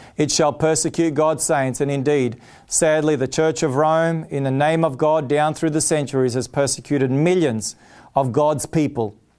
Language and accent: English; Australia; I'm an Australian. I'm proud to be an Australian. Blessed to be born in this country.